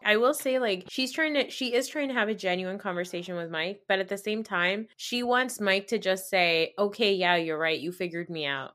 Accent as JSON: {"language": "English", "country": "Pakistan", "said": "as Pakistani women"}